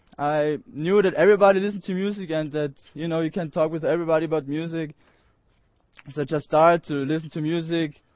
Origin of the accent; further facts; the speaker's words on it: Austria; I'm from Austria. I'm 19 years old, and I'm from a little valley called Cucumber Valley